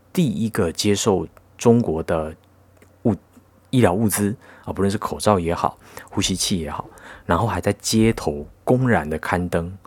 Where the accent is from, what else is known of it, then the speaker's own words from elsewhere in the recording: Taiwan; 那你作为一个台湾人